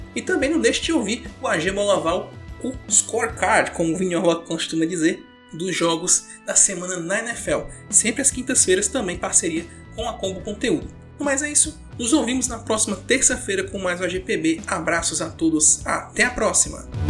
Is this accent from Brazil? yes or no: yes; Ceará, Brazil; Eu sou cearense